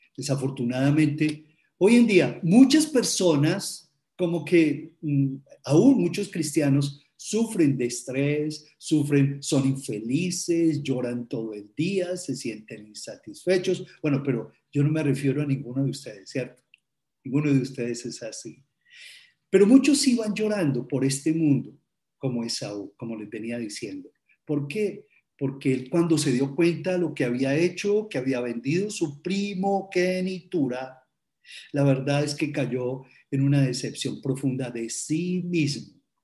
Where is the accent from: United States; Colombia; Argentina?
Colombia; como colombianos